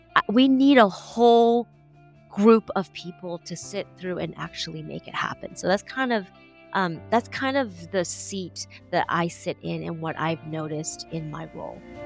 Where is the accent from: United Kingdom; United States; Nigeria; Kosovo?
United States; I was born here, born and raised here, as American as, as they, as they get